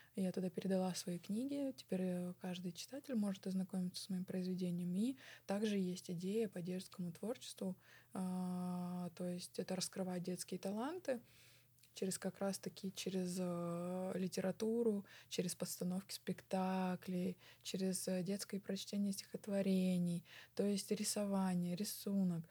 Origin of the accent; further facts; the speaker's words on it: Tulun, Irkutsk Oblast, Russia; я родилась в России, я выросла в России, э, я разговариваю на русском, я а, жила в городе Тулуне в своем доме